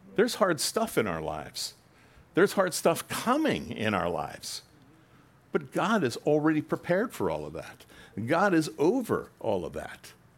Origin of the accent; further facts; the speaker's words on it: United States; we're American Christians